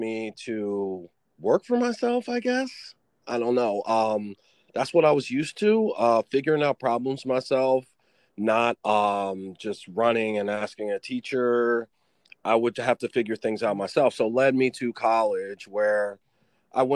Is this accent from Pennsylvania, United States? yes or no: yes; Philadelphia, Pennsylvania, United States; also born or lived in Stroudsburg, Pennsylvania / New Jersey; I'm from Philadelphia. I was born and raised there. I moved to the mountains of Pennsylvania, kind of like the suburbs of Philadelphia when I turned like 10.